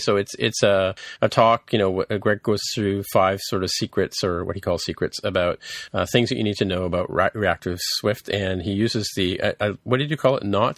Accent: England, United Kingdom

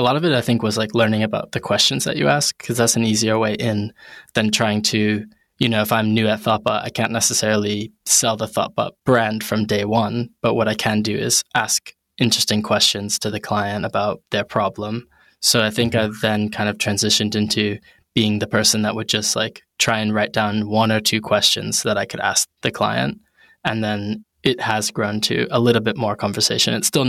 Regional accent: New Haven, Connecticut, United States; moved away as an adult; now in London, United Kingdom; And I'm originally from New Haven, Connecticut. Big shout to New Haven.

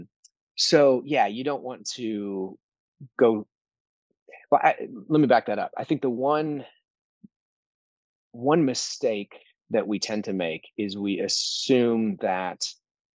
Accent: United States

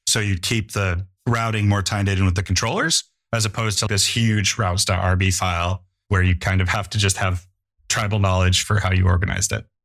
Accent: United States; I'm an American, but I'm a German ethnic background.

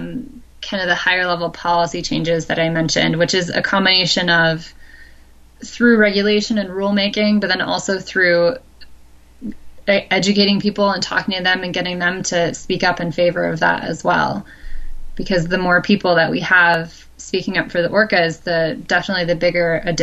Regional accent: Midwest, United States; like me growing up in the Midwest, everyone lives in a watershed

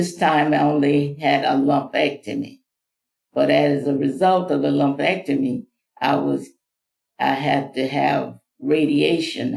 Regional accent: Mississippi, United States; now in Florida, United States; I was born in Mississippi, came from a large family. I'm the 11th of 15 children.

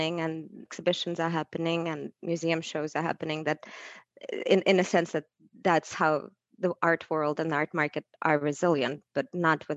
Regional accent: Saint Petersburg, Russia; now in United States; in my childhood, I grew up in Leningrad, St. Petersburg now

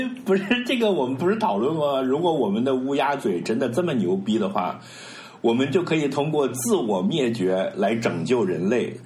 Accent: China; 我们自己作为一个中国人

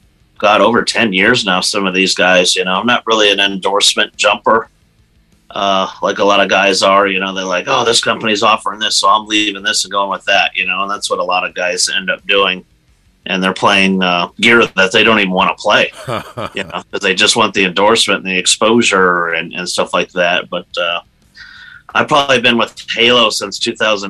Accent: Erie, Pennsylvania, United States; Erie, PA. I live right on Lake Erie. Actually, I'm that little edge at the top of Pennsylvania there. So I've been here all my life

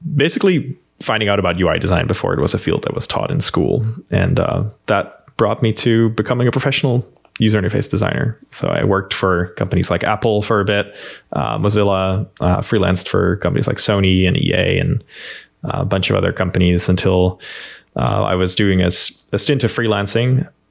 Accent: Netherlands; accent: Dutch; English is a second language; moved away as an adult; now in United States; I grew up in a small rural town in the Netherlands

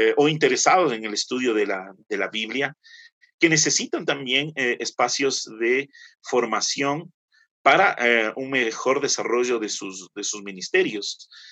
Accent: Quito, Pichincha, Ecuador; soy quiteño

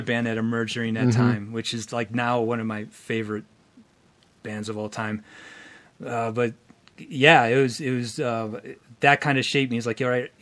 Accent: Pittsburgh, Pennsylvania, United States; I was living in Pittsburgh, Pennsylvania

